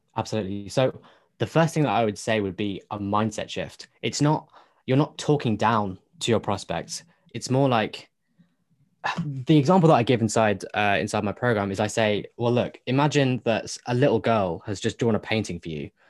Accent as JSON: {"language": "English", "country": "United Kingdom", "said": "me being British"}